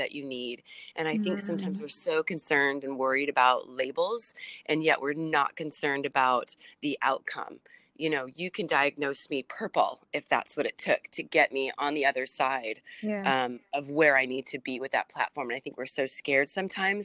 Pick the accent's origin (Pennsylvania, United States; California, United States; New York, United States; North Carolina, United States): California, United States; San Diego; I'm from San Diego